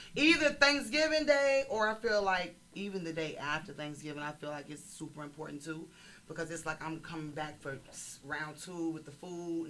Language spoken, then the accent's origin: English; Chicago, Illinois, United States; I'm from Chicago